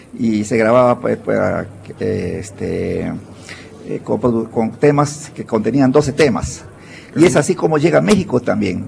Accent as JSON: {"language": "Spanish", "region": "San Martín", "country": "Peru", "tie": "born or raised there", "moved": "yes", "lives_now": "Lima, Peru", "said": "Yo soy de nací en mi tierra querida, en, en, una zona, en una región de San Martín de la Selva. De ahí nos trasladamos a la capital"}